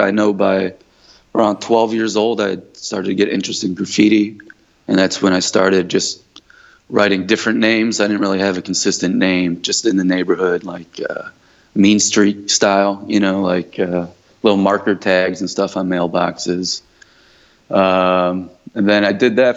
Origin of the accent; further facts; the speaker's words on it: Chicago, Illinois, United States; I am born and raised in Chicago